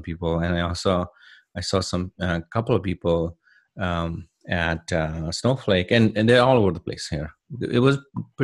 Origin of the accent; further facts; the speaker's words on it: India; moved away as an adult; now in United States; I'm originally from India, born and raised in India in a small village.